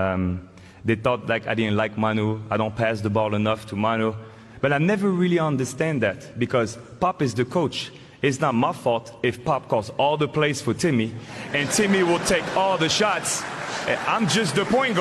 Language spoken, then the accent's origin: English; France; accent: French; moved away; my French accent